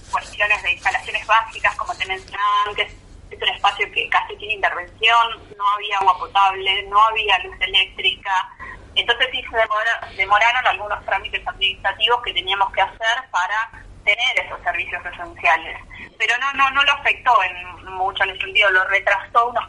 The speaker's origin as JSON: {"language": "Spanish", "region": "Buenos Aires Province", "country": "Argentina", "said": "nosotros somos de provincia de Buenos Aires"}